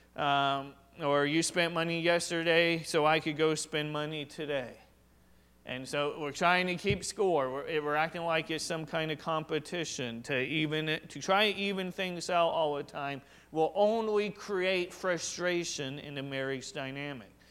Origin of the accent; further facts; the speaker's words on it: Washington, United States; I was just raised here, I wasn't born here.